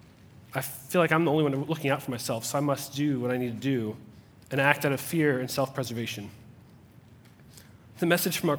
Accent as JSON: {"language": "English", "town": "Cincinnati", "region": "Ohio", "country": "United States", "tie": "born or raised there", "said": "I was born in Cincinnati, Ohio"}